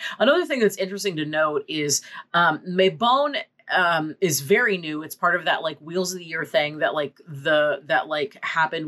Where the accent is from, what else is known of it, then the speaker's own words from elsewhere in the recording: California, United States; as a Californian